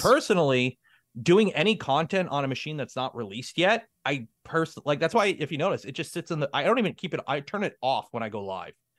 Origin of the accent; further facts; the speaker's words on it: Canada; I'm a Canadian